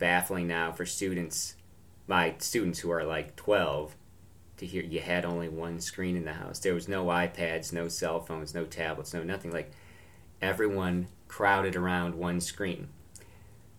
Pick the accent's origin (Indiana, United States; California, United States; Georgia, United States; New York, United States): New York, United States; Binghamton; moved away as an adult; now in Washington, D.C. area, United States; my hometown, Binghamton, New York